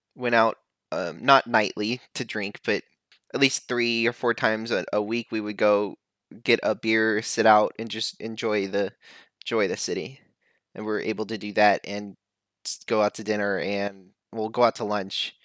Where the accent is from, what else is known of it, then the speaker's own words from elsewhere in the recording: Texas, United States; accent: Southern; moved away; it just felt like home growing up in Texas